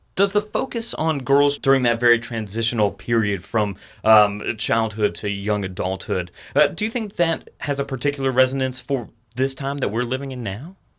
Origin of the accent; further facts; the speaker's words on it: Atlanta, Georgia, United States; I grew up in the Atlanta area.